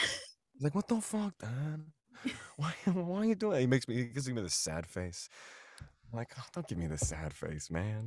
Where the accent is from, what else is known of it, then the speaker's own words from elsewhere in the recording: outside of Philadelphia, Pennsylvania, United States; moved away as an adult; now in New York City, United States; I grew up outside of Philadelphia in the suburbs